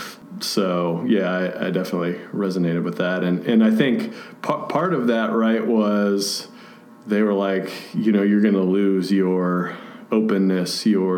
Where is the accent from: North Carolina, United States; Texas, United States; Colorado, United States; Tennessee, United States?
Tennessee, United States; Nashville; moved away as an adult; also born or lived in Knoxville, Tennessee; now in Johnson City, United States; I grew up in the Nashville area, moved to Knoxville to go to grad school